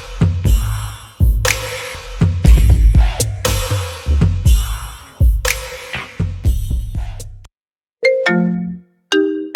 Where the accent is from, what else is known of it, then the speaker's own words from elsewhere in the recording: New York City, New York, United States; I'm a fellow New Yorker. I'm from Brooklyn